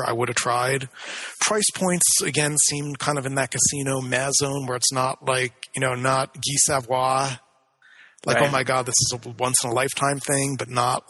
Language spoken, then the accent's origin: English; Atlantic City, New Jersey, United States; growing up in Atlantic City